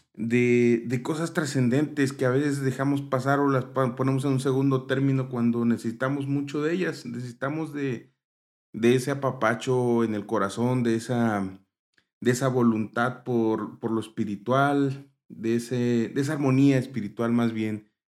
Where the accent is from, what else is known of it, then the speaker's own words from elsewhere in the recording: Mexico; como mexicanos